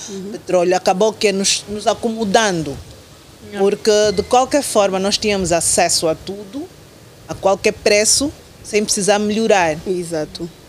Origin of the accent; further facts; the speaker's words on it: Angola; nós temos que ter como, como angolanos